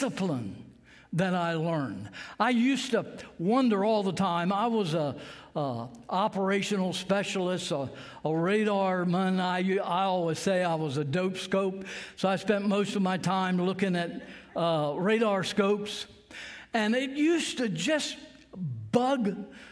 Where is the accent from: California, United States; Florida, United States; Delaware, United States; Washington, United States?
Delaware, United States; Sussex County; I grew up here in Sussex County, like I said, a little farm not too far from here, and I went to Laurel High School